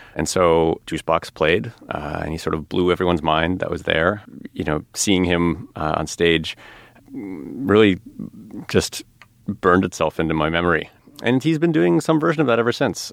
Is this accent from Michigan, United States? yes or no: no; outside of Chicago, Illinois, United States; I grew up outside of Chicago